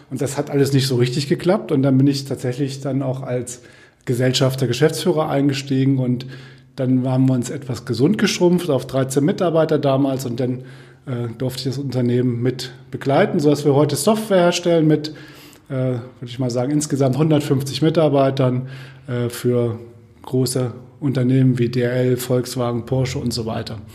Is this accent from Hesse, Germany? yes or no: yes; Kassel, Hesse, Germany; Ja, ich komme aus Kassel, bin in Kassel geboren, bin in Kassel zur Schule gegangen, bin in Kassel zum Studium gegangen, bin eigentlich nie aus Kassel rausgekommen